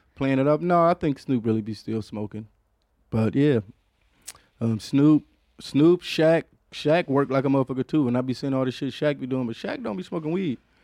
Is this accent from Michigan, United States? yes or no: yes; Detroit, Michigan, United States; I'm from Detroit